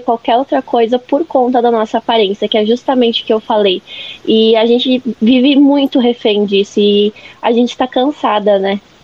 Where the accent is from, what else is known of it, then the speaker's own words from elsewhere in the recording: Lages, Santa Catarina, Brazil; eu nasci, cresci em Lages